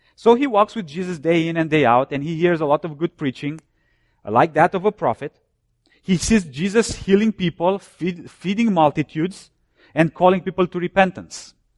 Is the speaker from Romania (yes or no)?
yes; Romania; now in United States; I was born and I grew up behind the Iron Curtain. I'm from Romania.